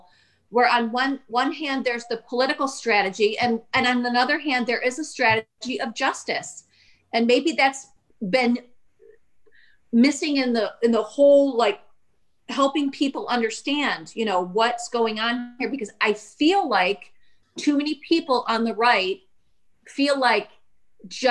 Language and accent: English; Michigan, United States; my home state of Michigan